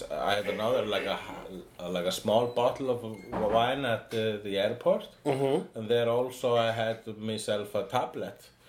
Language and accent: English; Iceland; I am an Icelandic